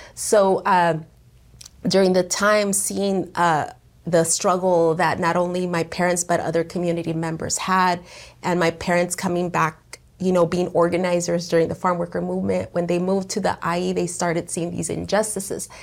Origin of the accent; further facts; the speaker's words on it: Perris, California, United States; I was born and raised here in the Inland Empire, in particular here in Paris and Sunnymead, which is now called Merino Valley